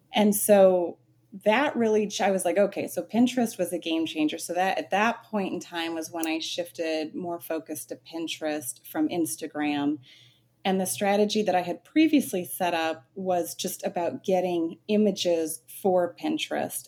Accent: Phoenix, Arizona, United States; I'm born and raised in Phoenix, Arizona, very much a desert rat

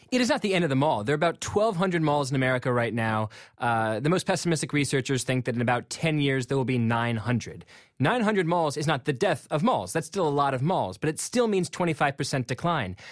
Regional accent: McLean, Virginia, United States; I'm from McLean, Virginia, and there's this uh, mall called Tyson's Corner, which when I was a kid was this sort of smallish mall that we sometimes went to for movies

